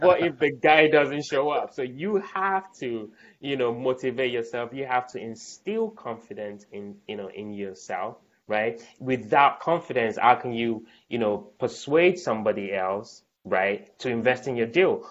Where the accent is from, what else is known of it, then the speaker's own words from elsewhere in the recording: Nigeria; also born or lived in United Kingdom / London; now in Baltimore, United States; I was born in Nigeria, lived in the UK for a bit. Um, you know, and then now in the US.